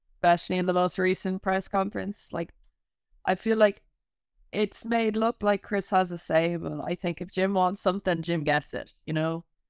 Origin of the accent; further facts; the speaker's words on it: Ireland; growing up in Ireland